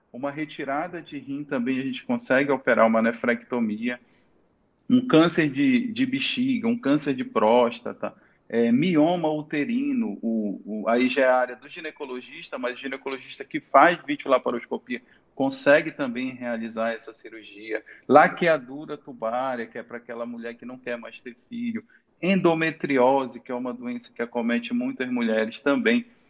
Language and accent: Portuguese; Santarém, Pará, Brazil; moved away as an adult; also born or lived in Manaus; now in Itaituba, Brazil; sou santareno, tá? Saí de Santarém para fazer faculdade de medicina